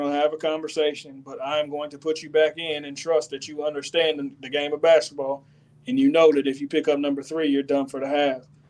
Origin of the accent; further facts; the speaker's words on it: Dayton, Ohio, United States; moved away; my hometown. I'll take you to Dayton.